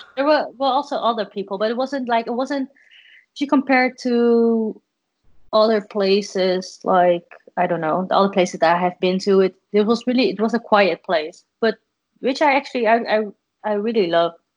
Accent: Netherlands; I'm from the Netherlands

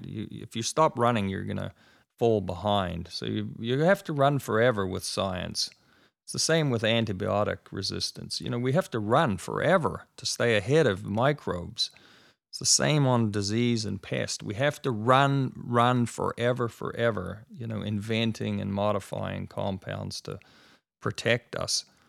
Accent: New Zealand; now in United States; I grew up in New Zealand

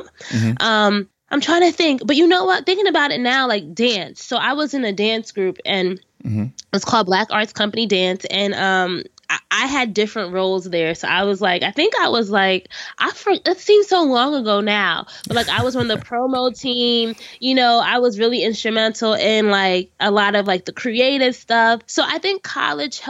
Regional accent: Orange, New Jersey, United States; my hometown of Orange, New Jersey

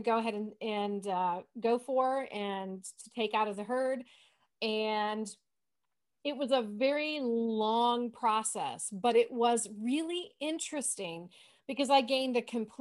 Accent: Michigan, United States; also born or lived in Pittsburg, Kansas; now in Kansas, United States; growing up in Michigan, I had never obviously seen bison up close and personal until I moved to Kansas

